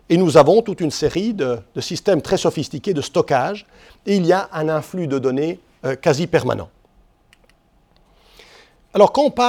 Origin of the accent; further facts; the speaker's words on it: Switzerland; j'ai été voir Airbus, parce que je suis suisse, je suis européen